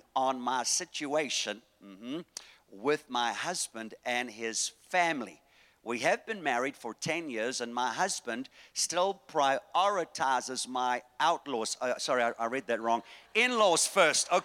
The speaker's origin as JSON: {"language": "English", "town": "Durban", "region": "KwaZulu-Natal", "country": "South Africa", "moved": "yes", "said": "I'm from Durban, the place where God lives."}